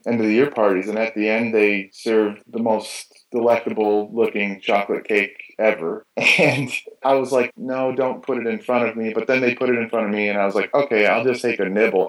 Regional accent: Michigan, United States; I grew up in Michigan in the States

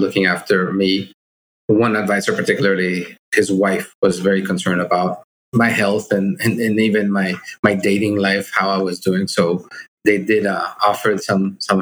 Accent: Mexico City, Mexico; also born or lived in Monterrey, Mexico; I grew up in Mexico City

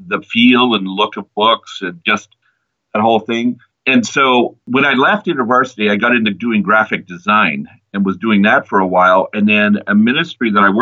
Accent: Ottawa, Ontario, Canada; also born or lived in Toronto; I grew up in Ottawa. I moved to Toronto eventually.

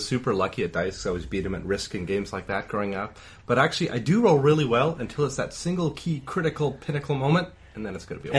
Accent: Canada; I'm Canadian.

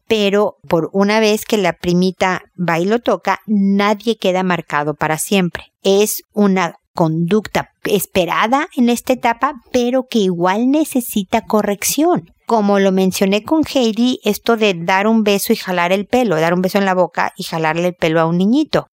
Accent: Mexico; moved away as an adult; also born or lived in United States; now in Chile; yo soy mexicana y obviamente viví gran parte de mi vida en México

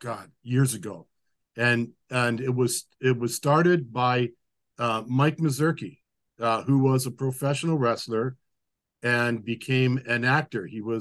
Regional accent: Japan; every time we'd be growing up in Japan, if I happened to be, you know, traveling in that direction, I would go with Dad.

